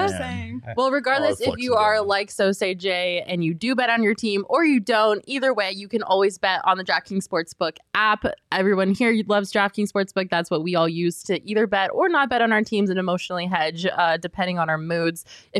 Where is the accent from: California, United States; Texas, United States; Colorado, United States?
Colorado, United States; moved away; I grew up in Colorado